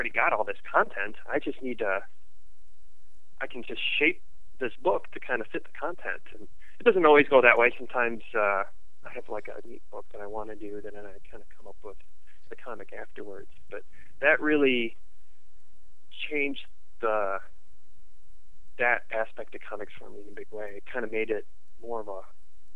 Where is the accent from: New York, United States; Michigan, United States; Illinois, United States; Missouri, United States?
Illinois, United States; also born or lived in suburban Chicago; I'm originally from Illinois, so I kind of grew up, moved around a lot, so I was in the suburban Chicago for like grade school and junior high